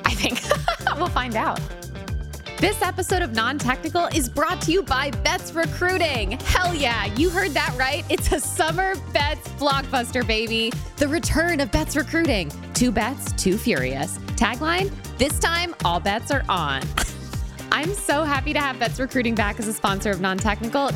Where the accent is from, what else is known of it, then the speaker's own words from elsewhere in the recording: Connecticut, United States; I grew up in Connecticut where we have lovely little lakes